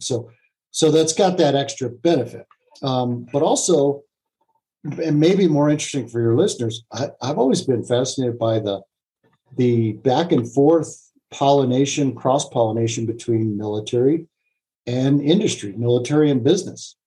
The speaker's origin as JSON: {"language": "English", "country": "United States", "said": "I'm an American"}